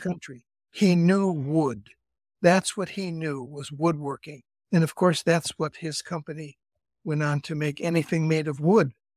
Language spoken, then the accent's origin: English; Cleveland, Ohio, United States; moved away as an adult; also born or lived in Idaho / Cali, Colombia / Berkeley, California; now in California, United States; I'm from Cleveland originally and went out west in the nineteen sixties as a Catholic priest